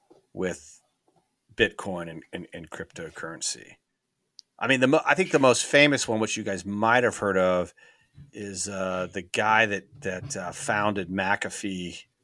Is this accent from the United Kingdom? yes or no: no; Raleigh, North Carolina, United States; And he got involved, honestly, because we're from the Raleigh, North Carolina area.